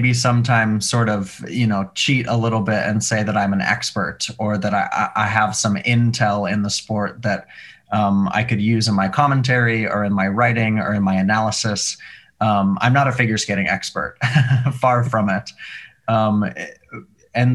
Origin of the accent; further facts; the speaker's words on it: Montana, United States; moved away as an adult; also born or lived in Seattle; now in New York, United States; I grew up in Montana. I went to college in Seattle. I've been in New York since.